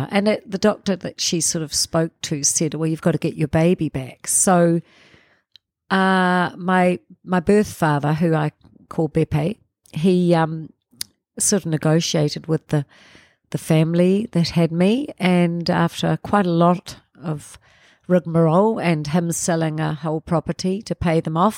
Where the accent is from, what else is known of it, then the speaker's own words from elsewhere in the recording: Cefalù, Sicily, Italy; born there; I was born in Sicily in a place called Cefalù.